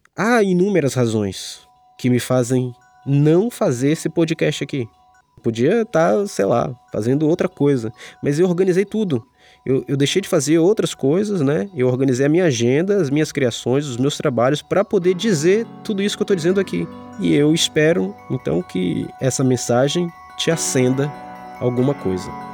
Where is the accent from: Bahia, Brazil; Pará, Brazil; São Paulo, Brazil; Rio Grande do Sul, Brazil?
Bahia, Brazil; Salvador; moved away as an adult; now in Rio de Janeiro, Brazil; Eu sou de Salvador e foi lá que comecei a estudar e a trabalhar com arte